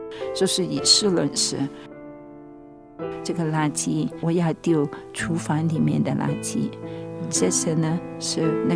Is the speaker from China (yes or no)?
yes; China; 但我也是中国人了，我的面子的问题